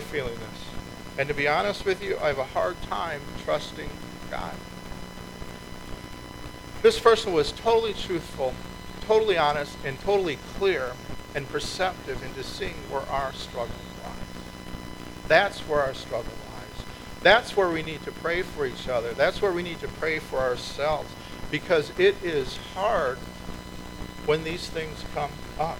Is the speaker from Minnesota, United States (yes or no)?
yes; Minnesota, United States; moved away; I grew up in Minnesota